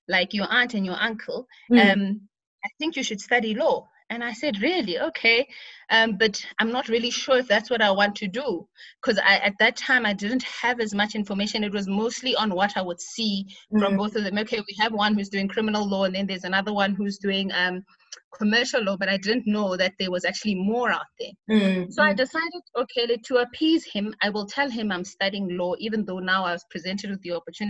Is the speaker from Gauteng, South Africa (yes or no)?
yes; Pretoria, Gauteng, South Africa; also born or lived in Thulamahashe, Bushbuckridge, Mpumalanga / White River, Mpumalanga; So the formative years of my life was spent growing up in Pretoria, where I was raised by my father.